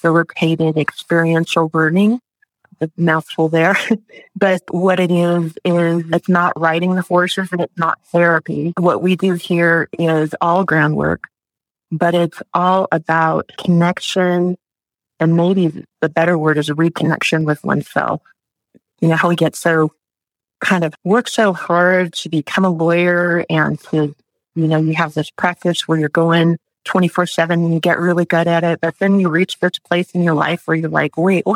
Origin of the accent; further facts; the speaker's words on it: Upland, California, United States; I grew up in a place called Upland, which is off the 10 freeway